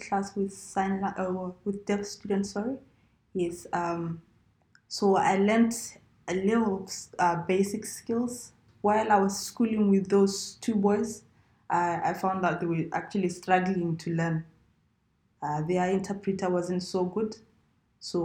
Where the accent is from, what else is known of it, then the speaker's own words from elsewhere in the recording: Sepopa, North-West District, Botswana; So I was raised in a village. Sepopa, it's in the northwest part of Botswana.